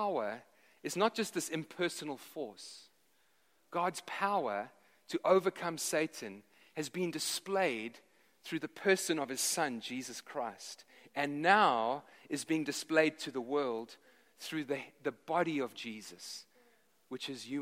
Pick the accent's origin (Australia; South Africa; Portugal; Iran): South Africa; moved away; I grew up in South Africa